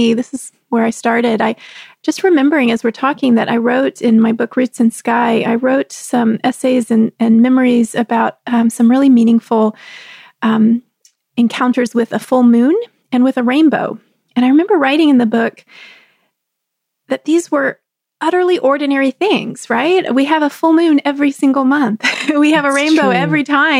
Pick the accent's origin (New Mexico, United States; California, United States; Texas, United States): Texas, United States; also born or lived in Southeast Pennsylvania; now in Pennsylvania, United States; I grew up in Texas